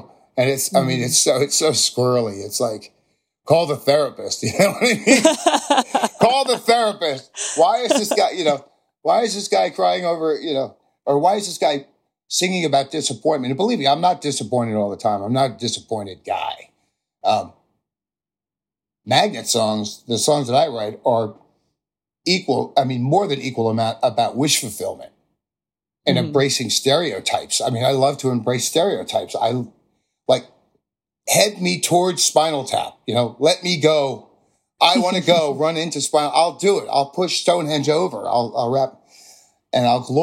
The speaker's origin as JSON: {"language": "English", "region": "New Jersey", "country": "United States", "tie": "born or raised there", "said": "a normal American kid from New Jersey"}